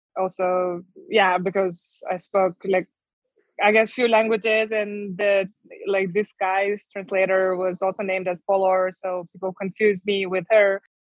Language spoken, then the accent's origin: English; Mongolia; moved away as an adult; also born or lived in Germany / Mexico; And so I'm based in Ulaanbaatar, the capital, since 2019, November. Basically, 2 months after I arrived back to my home country, the COVID started. So all the plans were ruined, and then had to stay in Mongolia.